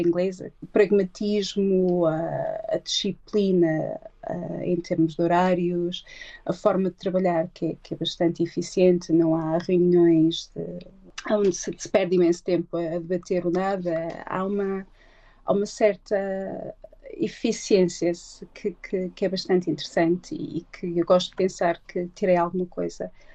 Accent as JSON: {"language": "Portuguese", "town": "Barcelos", "region": "Braga", "country": "Portugal", "moved": "as an adult", "lives_now": "London, United Kingdom", "said": "Eu sou de Barcelos"}